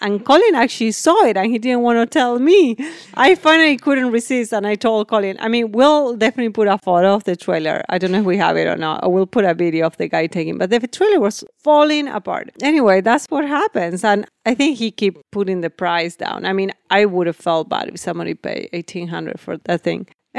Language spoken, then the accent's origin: English; Maine, United States; I'm like, oh, we come from Maine.